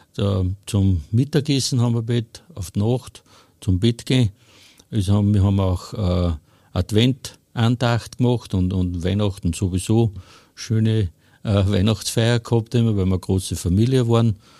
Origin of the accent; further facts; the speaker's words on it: Hofkirchen im Traunkreis, Upper Austria, Austria; Ich komme aus Hofkirchen im Traunkreis